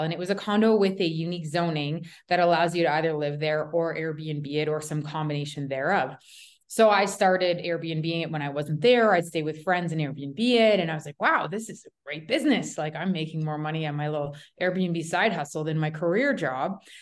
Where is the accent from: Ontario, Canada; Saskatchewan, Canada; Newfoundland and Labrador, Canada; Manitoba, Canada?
Ontario, Canada; Toronto; moved away; also born or lived in Calgary, Alberta / Canmore, Alberta; I'm from Toronto originally